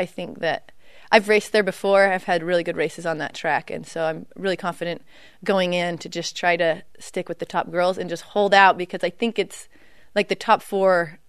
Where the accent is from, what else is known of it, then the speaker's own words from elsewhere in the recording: Beaver, Utah, United States; growing up in Beaver